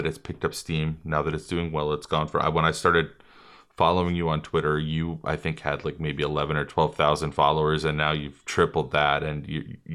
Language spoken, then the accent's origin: English; New York City, New York, United States; now in Florida, United States; my old district that I was raised in New York City